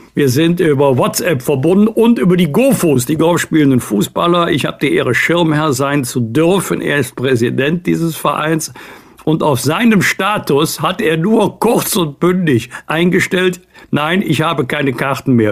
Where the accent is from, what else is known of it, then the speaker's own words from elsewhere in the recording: Bergisch Gladbach, North Rhine-Westphalia, Germany; aus meiner Heimatstadt Bergisch Gladbach